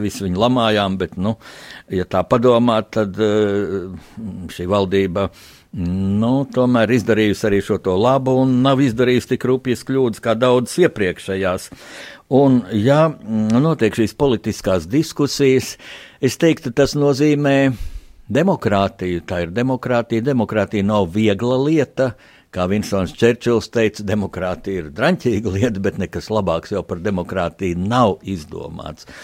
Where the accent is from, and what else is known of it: Latvia